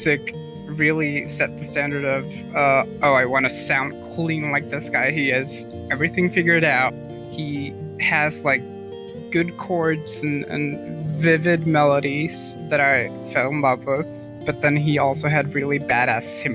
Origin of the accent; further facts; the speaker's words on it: Norway; I am a musician from Norway.